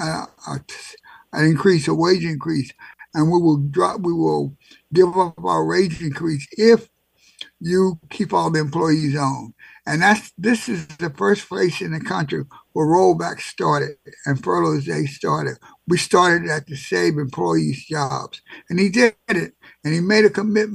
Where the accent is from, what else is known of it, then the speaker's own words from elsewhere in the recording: Bogalusa, Louisiana, United States; now in Washington, D.C., United States; I was from Bogalusa, Louisiana, and that was a place where the Deacons for Defense and Justice was started